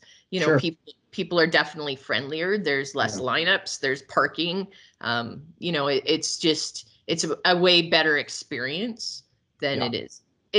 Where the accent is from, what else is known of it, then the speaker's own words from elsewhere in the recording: Calgary, Alberta, Canada; now in Lyalta, Canada; we moved to Lyalta from Calgary. I was born and raised in Calgary. And thought I was a city girl, but no more.